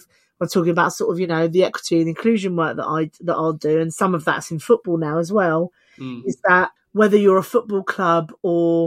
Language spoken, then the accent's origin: English; United Kingdom; us as British people